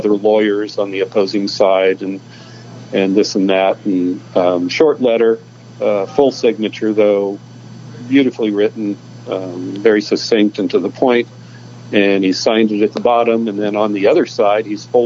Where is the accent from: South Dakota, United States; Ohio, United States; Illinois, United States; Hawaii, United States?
Illinois, United States; Decatur; also born or lived in Venice, California; now in California, United States; I'm from Illinois, and I'm from the land of Lincoln. I'm from Decatur